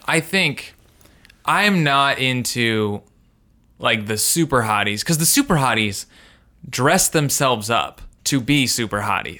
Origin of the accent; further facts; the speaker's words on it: Indiana, United States; I'm from Indiana